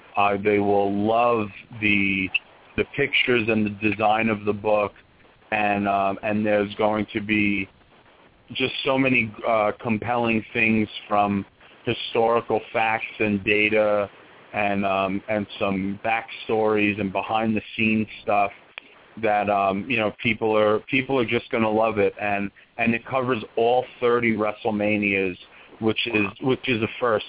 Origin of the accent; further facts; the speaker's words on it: Long Island, New York, United States; I grew up on Long Island